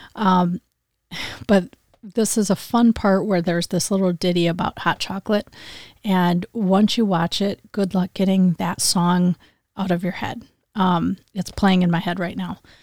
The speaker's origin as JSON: {"language": "English", "town": "Grand Rapids", "region": "Michigan", "country": "United States", "tie": "born or raised there", "said": "he's from Grand Rapids, Michigan. So he's from my hometown."}